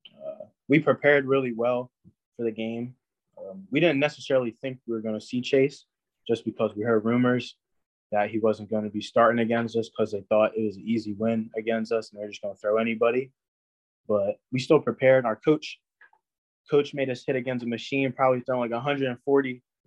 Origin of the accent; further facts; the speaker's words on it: New Jersey, United States; I'm from New Jersey